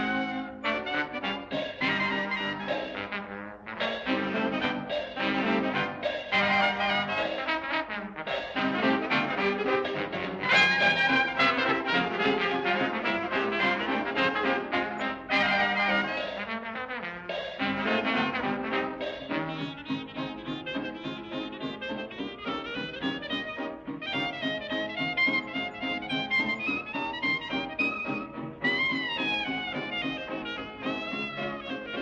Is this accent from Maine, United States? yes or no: yes; Maine, United States; I was born and raised